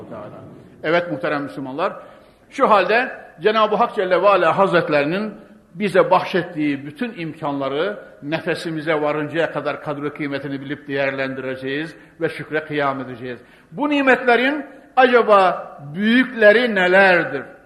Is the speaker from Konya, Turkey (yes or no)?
yes; Konya, Turkey; ben Konyalıyım. Ne olsa Anadolu çocuğu